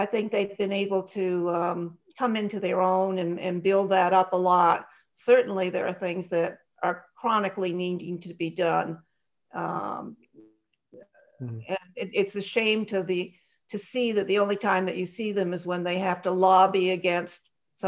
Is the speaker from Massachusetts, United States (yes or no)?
yes; Newton, Massachusetts, United States; I'm from Newton, Boston area